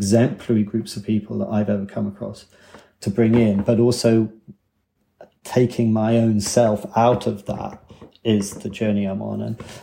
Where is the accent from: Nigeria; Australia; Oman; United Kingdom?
United Kingdom; England; moved away as an adult; now in Wales, United Kingdom; me being English